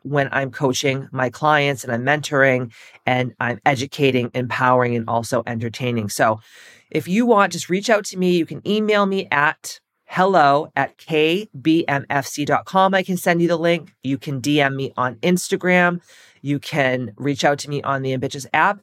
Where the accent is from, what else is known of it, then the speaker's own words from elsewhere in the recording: Massachusetts, United States; I'm from Massachusetts